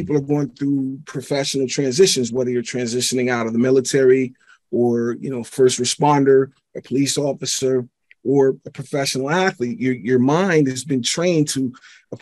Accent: Pittsburgh, Pennsylvania, United States; I'm originally from Pittsburgh, PA. And, you know, my parents, they didn't get along

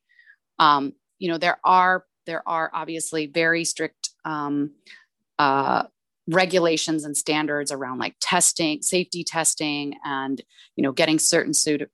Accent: El Paso, Texas, United States; El Paso, my hometown.

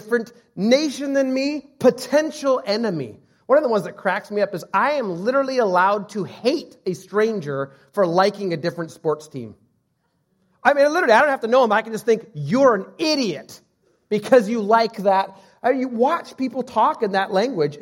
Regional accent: United States; I'm American, Swedish, Assemblies of God, non-sports fan, I am first Christian

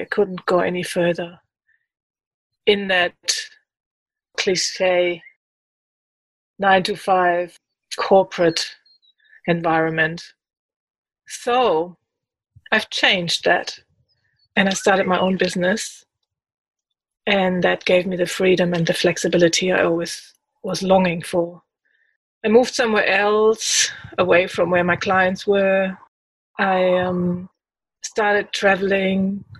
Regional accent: Germany; moved away as an adult; now in Australia; I come from Germany originally. I've lived there for 26 years and then moved to Australia

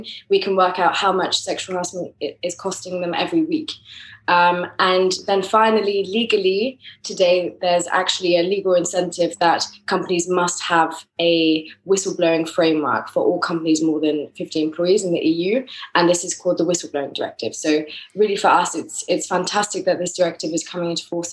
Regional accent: France; accent: English; moved away as an adult; also born or lived in England; now in Madrid, Spain; I was based in France. That's where I grew up. But I'm originally English, as my accent.

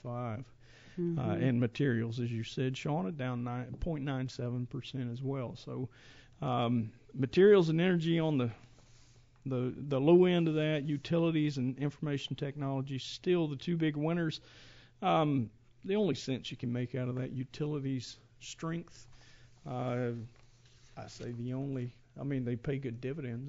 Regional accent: Georgia, United States; moved away as an adult; also born or lived in Grand Forks, North Dakota; I grew up in Georgia

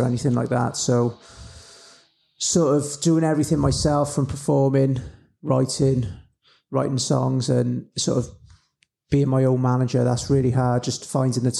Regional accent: Newport, Wales, United Kingdom; from Newport, South Wales, and I'm a musician

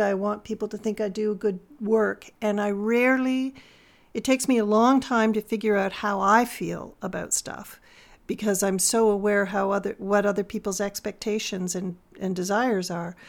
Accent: Toronto, Ontario, Canada; moved away as an adult; I grew up in Toronto

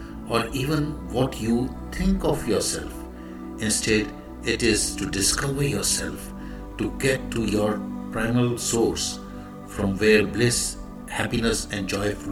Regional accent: India; I am the Indian monk

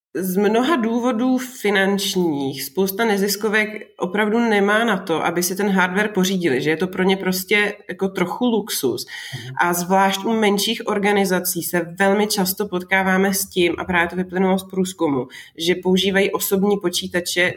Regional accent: Moravia, Czechia; now in Prague, Czech Republic; já jsem vlastně taky z Moravy

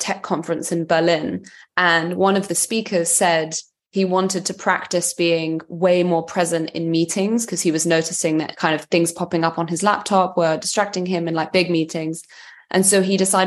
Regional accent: London, United Kingdom; I am Serbian by heritage, but I was raised in London

